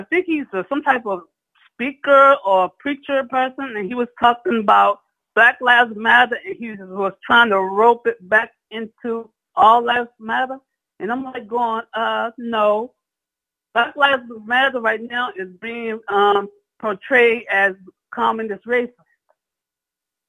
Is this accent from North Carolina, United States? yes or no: no; Virginia, United States; I grew up in Virginia.